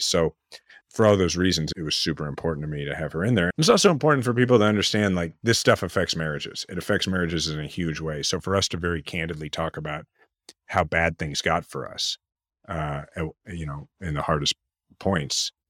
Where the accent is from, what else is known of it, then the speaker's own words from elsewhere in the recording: Kansas City, Missouri, United States; we're from Kansas City, in the 80s and early 90s and watching George Brett